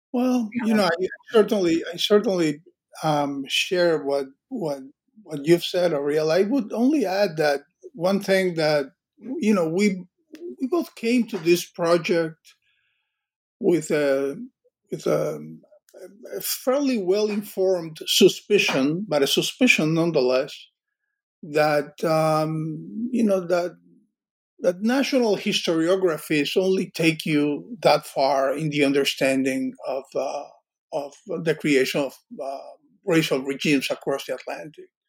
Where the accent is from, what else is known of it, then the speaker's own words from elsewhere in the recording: Cuba; moved away; I grew up in in in Cuba